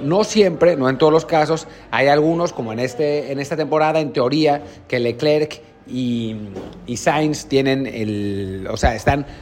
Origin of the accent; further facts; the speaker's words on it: Mexico; como mexicanos